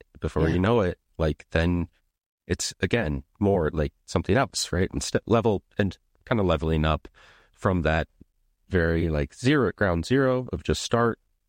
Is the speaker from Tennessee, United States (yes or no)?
no; Minnesota, United States; now in Amsterdam, Netherlands; I live in Amsterdam now. I grew up in Minnesota.